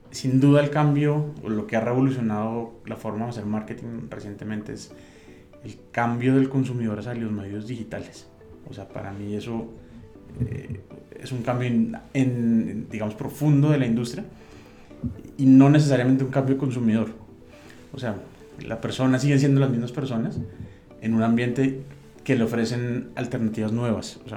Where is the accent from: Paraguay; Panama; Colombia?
Colombia; now in Mexico; yo soy colombiano eh, y mexicano, como Chabela, por decisión. Muy bien. llevo 10 años en, México y hace 4 me nacionalicé.